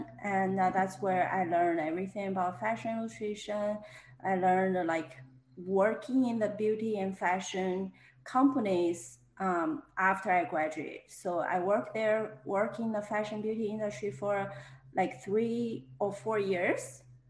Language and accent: English; China; moved away as an adult; also born or lived in New York, United States; now in Houston, United States; I am a full-time artist based in Houston, Texas. I'm originally from China. I moved to US 10 years ago